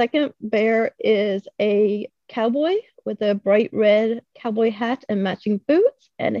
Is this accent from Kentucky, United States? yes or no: yes; Kentucky, United States; from South Kentucky near Glasgow